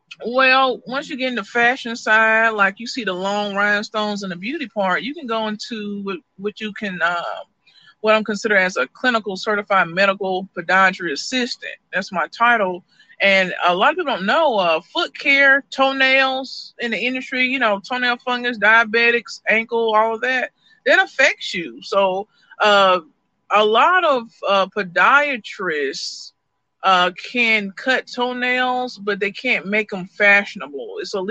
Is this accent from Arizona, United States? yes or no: no; Birmingham, Alabama, United States; now in Colorado, United States; Oh man, I'm originally from Birmingham, Alabama. My stepdad was in the Air Force, so I traveled a lot. But currently, I got a place in Colorado, and I got a little place down here in Decatur.